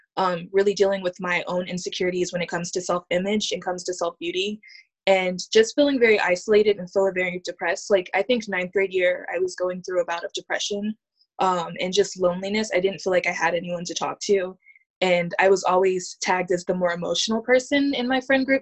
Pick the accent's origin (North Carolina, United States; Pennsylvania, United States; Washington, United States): North Carolina, United States; Hope Mills; also born or lived in Honolulu, Hawaii; now in San Francisco, United States; I, I grew up in Hope Mills, which is a small town